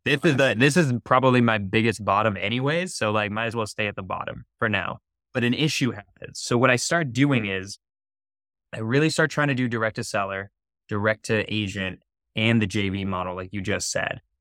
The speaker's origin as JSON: {"language": "English", "town": "San Francisco", "region": "California", "country": "United States", "said": "I'm from San Francisco, it's okay. on the outskirts of San Francisco"}